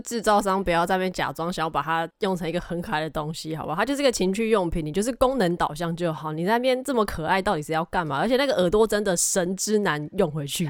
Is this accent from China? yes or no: no; Tainan, Taiwan; 我身为台南人